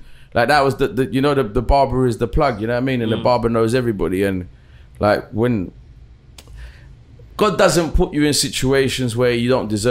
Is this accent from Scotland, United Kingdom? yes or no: no; Brixton, London, United Kingdom; I told him I was from Brixton.